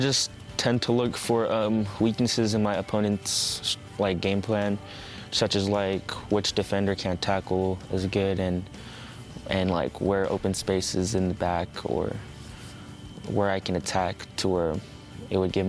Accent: Sacramento, California, United States; I was born in Sacramento, California, United States

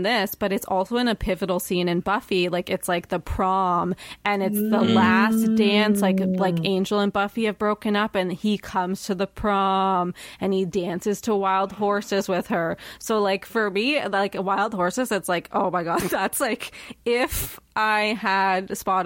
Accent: Toronto, Ontario, Canada; I've born and raised in Toronto. So like, I was like a city kid.

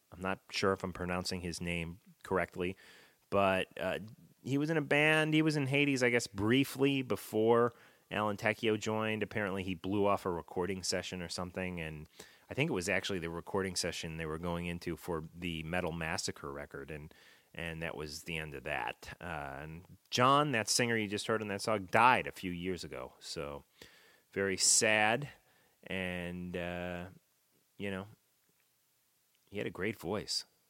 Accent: Chicago, Illinois, United States; now in New Jersey, United States; I'm in New Jersey now, but I have uh, fond memories of growing up in the Chicago.

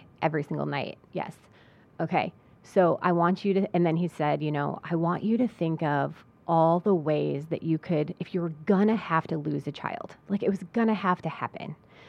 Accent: Geneseo, New York, United States; I love our town. And I grew up in Geneseo, and it's an amazing place.

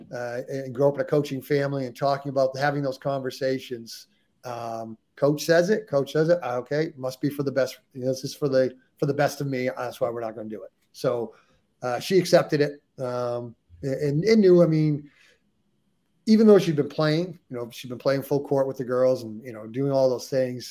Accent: United States; us, the ugly Americans who can only speak one language

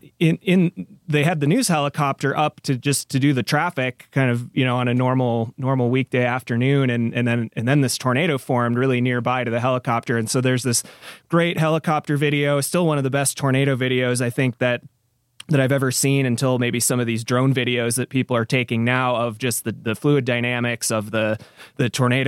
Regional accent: Minnesota, United States; Yeah, so I grew up in Minnesota

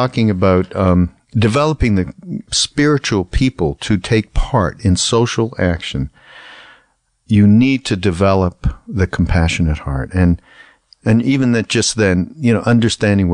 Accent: Canada; moved away; I'm from Canada, which is a very apolitical place

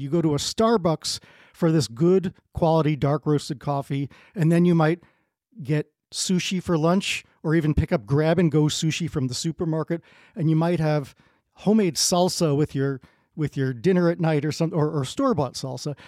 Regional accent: New Jersey, United States; I'm from New Jersey

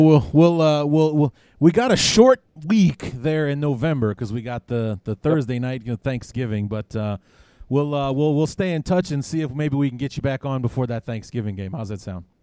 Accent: Chicago, Illinois, United States; now in Quad Cities, United States; being here in the Quad City area uh, about 200 miles west of my hometown of Chicago

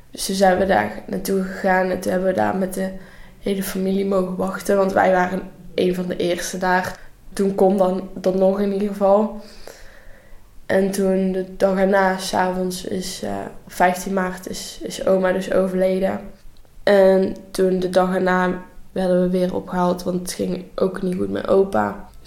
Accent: North Brabant, Netherlands; ik ben 16 eh, jaar en ik kom uit Brabant en ik zit nu in 5 VWO eh, in Vechel.

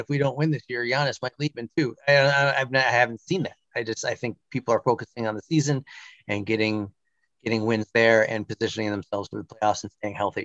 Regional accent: Milwaukee, Wisconsin, United States; moved away as an adult; also born or lived in New York; I grew up in Milwaukee, and then I moved out to the East Coast in 1999

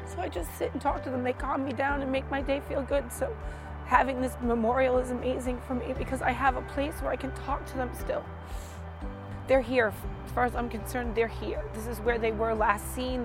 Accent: Pawtucket, Rhode Island, United States; now in Charlestown, United States; I'm from Rhode Island, originally from Pawtucket. Now I live in Charlestown

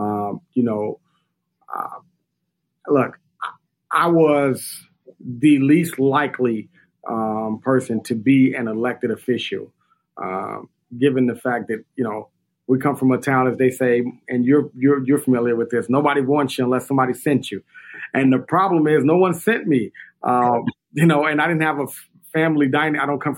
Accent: Inglewood, California, United States; the truth of the matter is I was born and I was raised in Inglewood

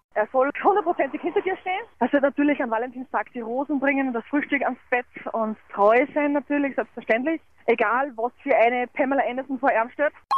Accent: Vienna, Austria; now in Styria, Austria; ich bin aus Wien äh, eigentlich ursprünglich und ich bin aber zu ihm gezogen in die Steiermark

